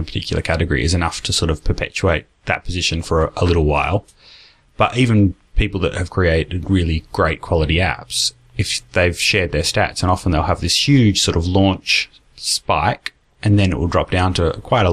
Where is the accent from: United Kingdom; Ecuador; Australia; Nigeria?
Australia; accent: Australian; also born or lived in United States; I lived in the States for a couple of years in primary school, in what's it called? Elementary school. And they made fun of my Australian accent.